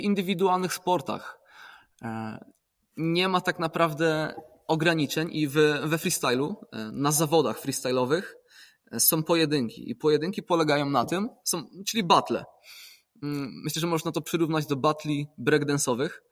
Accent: Poland; pochodzę z gór

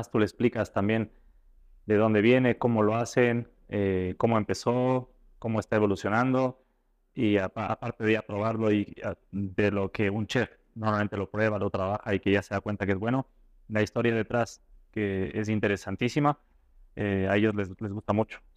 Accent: Ecuador; puedes transmitir esto siendo ecuatoriano a los chefs eh, que, asisten a tus clases o a tus presentaciones es, lo mejor para mí. Eh, es estar lejos representando a tu, a tu país

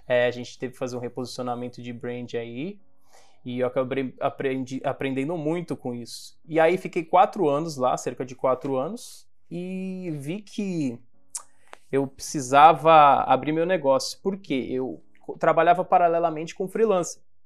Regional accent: Guarujá, São Paulo, Brazil; also born or lived in São Vicente / Baixada Santista; Eu sou do Guarujá, e o meu primeiro emprego, eu ainda morava em São Vicente

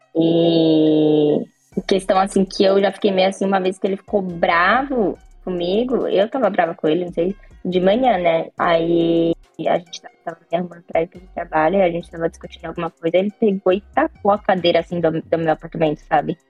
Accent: Brazil; now in Japan; eu sou brasileira

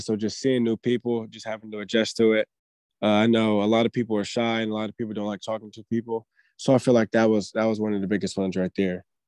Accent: Daly City, California, United States; now in Sacramento, United States; I grew up in the Bay. I grew up in Daly City

